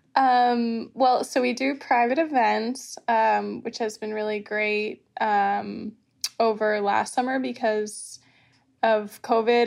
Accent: Martha's Vineyard, Massachusetts, United States; I was born and raised on Martha's Vineyard

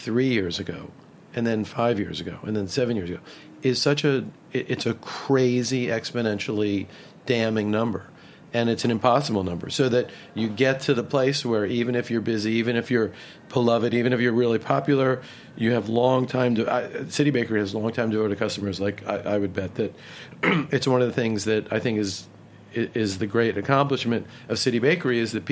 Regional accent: Baltimore, Maryland, United States; I grew up in Baltimore, and I was a sports crazy kid

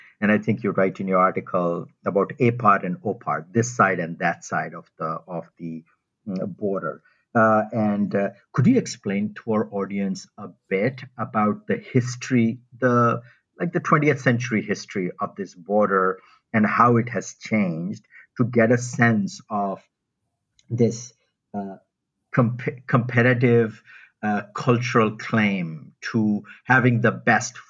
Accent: India; moved away; the first half of my life, I grew up in India

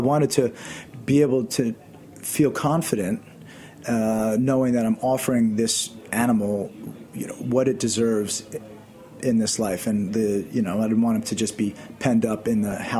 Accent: New York City, New York, United States; I grew up in Queens, in Massabeth

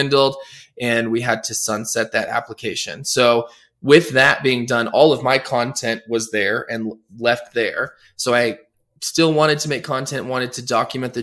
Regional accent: Denver, Colorado, United States; also born or lived in New York / Los Angeles; Born and raised in Denver, Colorado

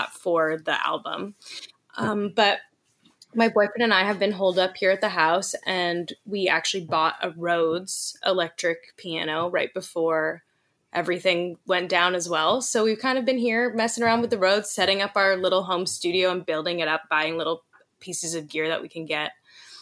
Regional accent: Los Angeles, California, United States; I grew up in Hollywood, like a few blocks away from Laurel Canyon

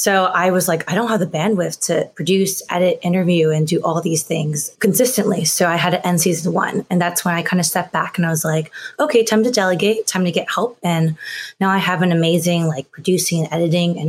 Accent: Greenville, North Carolina, United States; moved away; I grew up in Greenville, North Carolina, a really small town.

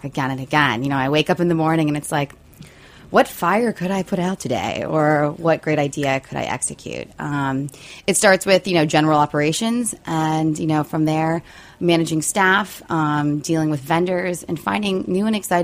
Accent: outside of Harrisburg, Pennsylvania, United States; moved away as an adult; now in New York, United States; I'm from Pennsylvania, first of all, outside of Harrisburg

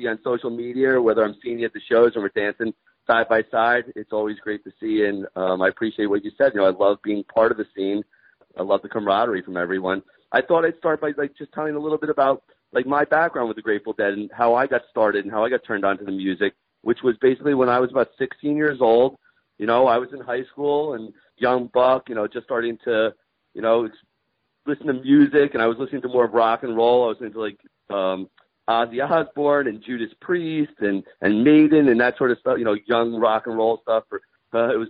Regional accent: Bergen County, New Jersey, United States; I grew up in Bergen County, New Jersey, and right outside of the city of Manhattan

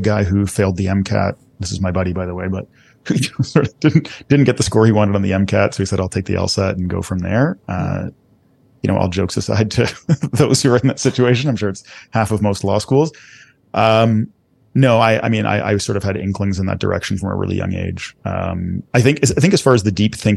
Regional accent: Toronto, Ontario, Canada; moved away; we grew up in Scarborough

